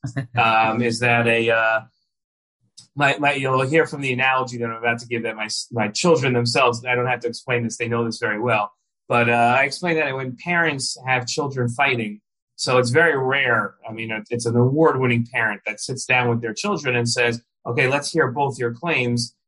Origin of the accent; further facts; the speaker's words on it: the New York area, United States; I grew up in the New York area